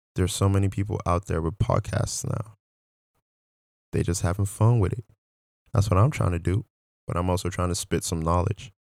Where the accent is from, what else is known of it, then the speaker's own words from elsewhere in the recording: Nigeria; moved away; I'm originally from Nigeria